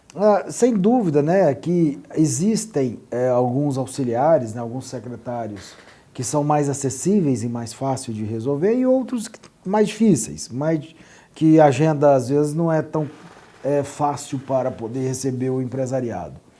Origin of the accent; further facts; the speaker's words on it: Brazil; Falo como empresário brasileiro que precisava dar continuidade aos seus negócios